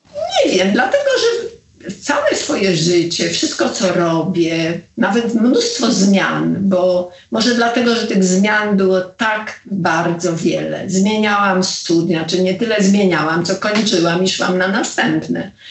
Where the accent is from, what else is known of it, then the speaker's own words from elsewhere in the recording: Poland; moved away as an adult; also born or lived in Los Angeles; jestem z Polski